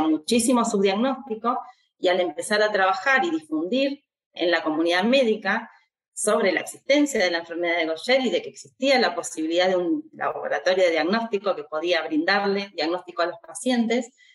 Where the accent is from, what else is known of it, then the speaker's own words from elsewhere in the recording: Argentina; nuestro país